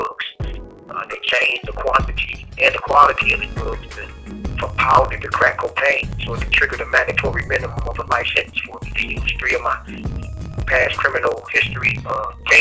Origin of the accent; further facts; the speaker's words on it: Detroit, Michigan, United States; I was born and raised in Detroit, Michigan